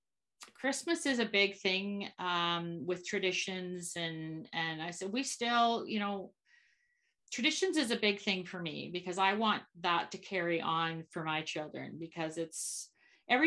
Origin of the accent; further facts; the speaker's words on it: Copenhagen, Capital Region of Denmark, Denmark; now in Canada; I was born in Copenhagen, Denmark, a long time ago